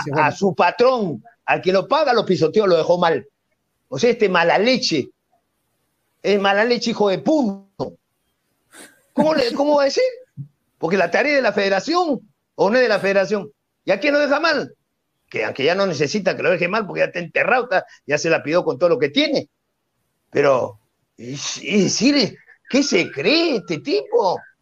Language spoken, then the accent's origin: Spanish; Peru; yo como peruano nunca renegaría, ni taparía, ni escondería la, la bandera peruana